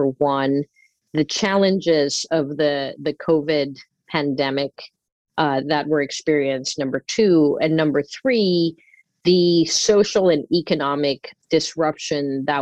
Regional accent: Singapore; also born or lived in Philippines; I grew up in Asia as a child. My mother's family is from the Philippines, and I would visit the Philippines every every summer. I grew up primarily in Singapore, which is one of the more, um, especially back in the '70s, developed uh, countries within Asia.

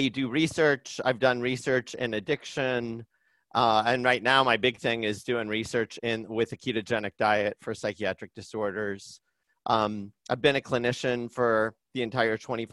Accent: Indiana, United States; moved away as an adult; now in Boston, United States; I grew up in Indiana, and I'm kind of, you know, a pretty down to earth Midwest middle class kind of a guy

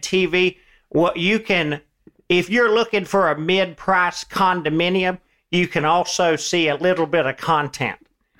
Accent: Georgia, United States; accent: Southern; I'm from Georgia.

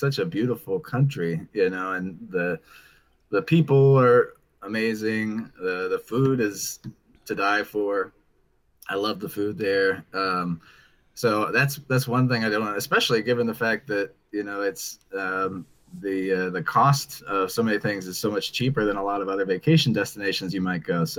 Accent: Dayton, Ohio, United States; I'm from Dayton, Ohio in the US

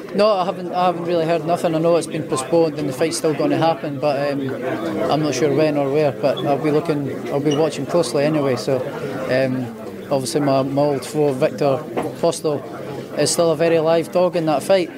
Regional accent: Edinburgh, Scotland, United Kingdom; where I grew up was sort of the outskirts of Edinburgh

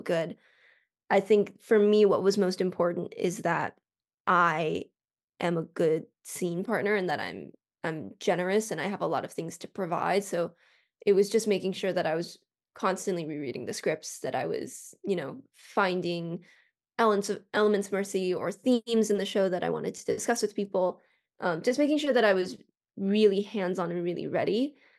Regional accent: Colorado, United States; now in Los Angeles, United States; I'm from Colorado

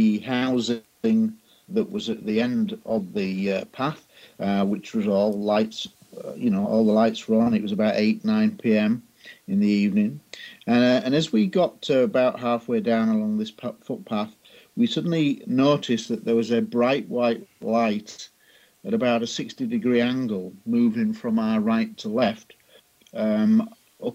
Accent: Scunthorpe, Yorkshire and the Humber, United Kingdom; my hometown of Scunthorpe in Lincolnshire in England

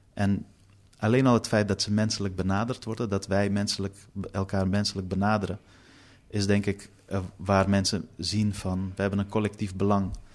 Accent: Amsterdam, North Holland, Netherlands; also born or lived in Afghanistan; Noord is de plek waar ik opgroeide

